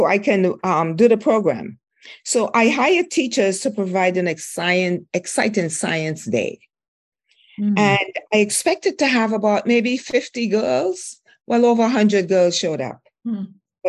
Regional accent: St. Vincent & Grenadines; moved away; I grew up in St. Vincent, West Indies

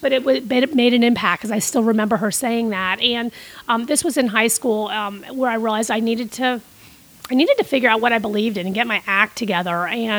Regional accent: Costa Rica; Well, my big brother, who I grew up with in Costa Rica, he actually died.

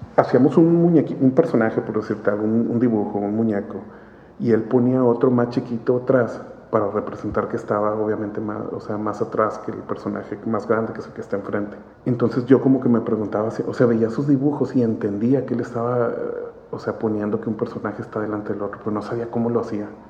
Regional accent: Monterrey, Nuevo León, Mexico; Yo nací en, en Monterrey, sí, nací aquí en Monterrey

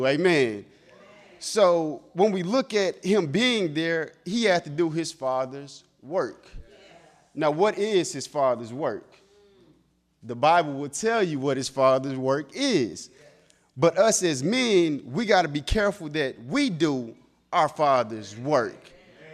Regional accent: the South, United States; I'm from the South

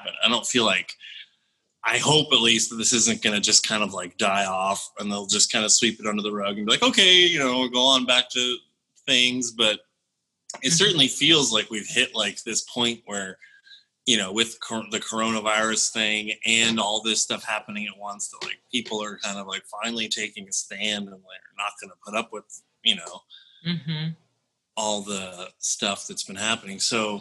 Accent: Berkeley, California, United States; I was born in Berkeley. I sort of had like a kind of a weird early upbringing. My parents met at like a Buddhist colony in Berkeley

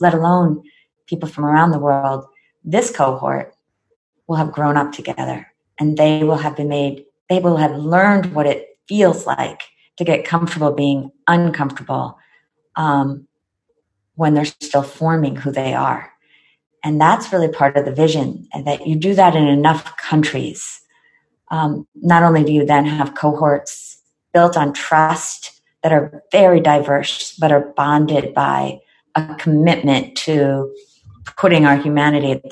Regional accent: United States; I am American

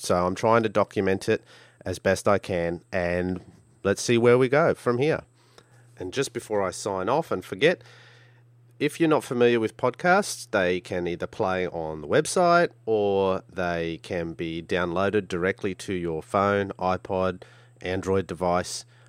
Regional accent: Brisbane, Queensland, Australia; I'm from Brisbane, Australia

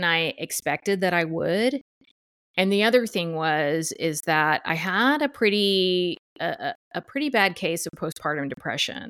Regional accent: Duncanville, Texas, United States; moved away as an adult; also born or lived in Los Angeles, California; now in Bellingham, United States; I'm originally from Dallas, Duncanville, Texas, which is around Dallas area

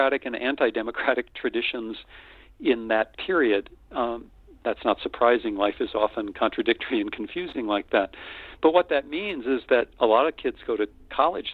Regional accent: North Dakota, United States; moved away; also born or lived in Austin, Texas; I'm a simple boy from the prairie. I grew up in North Dakota

